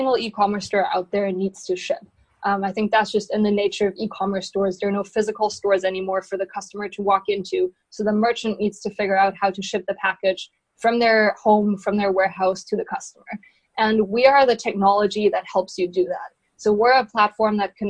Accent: Germany; moved away as an adult; now in San Francisco, United States; I came to San Francisco roughly 4 or 5 years ago, and I'm originally from Germany.

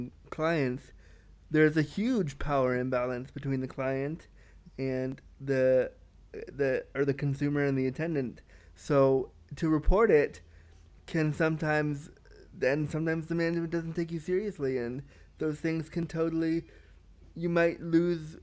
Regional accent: Canada; I love being Canadian

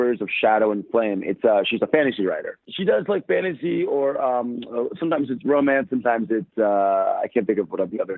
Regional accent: Maryland, United States; also born or lived in New Jersey; I grew up in Maryland.

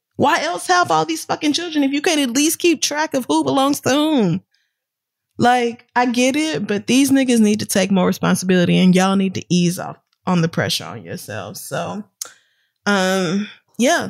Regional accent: United States; I'm American, born and raised

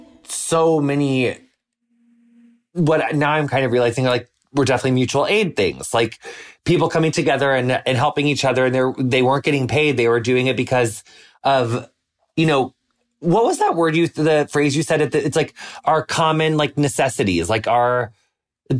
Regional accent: United States; public school growing up in the United States

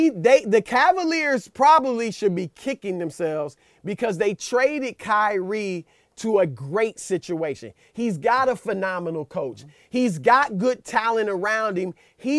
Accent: Louisiana, United States; I'm from Louisiana.

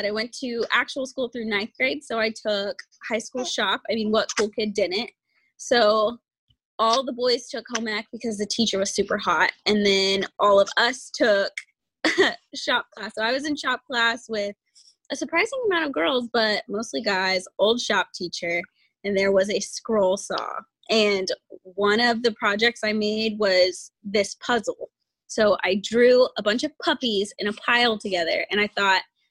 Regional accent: Wichita, Kansas, United States; also born or lived in Goddard, Kansas; I am actually from Kansas. I'm from Wichita, Kansas. I was born there. I went to school in Goddard, Kansas through ninth grade

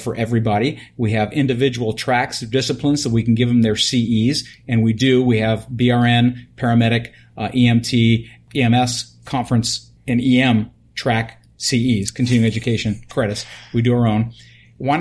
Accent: New York, United States; now in California, United States; I come from New York

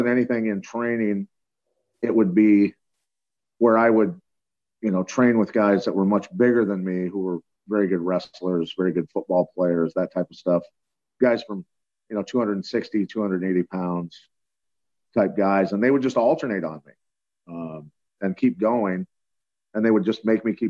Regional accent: Iowa, United States; I grew up in Iowa wrestling

